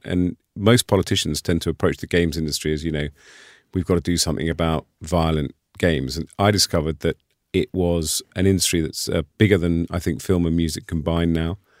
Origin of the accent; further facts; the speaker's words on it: United Kingdom; as a Brit and a European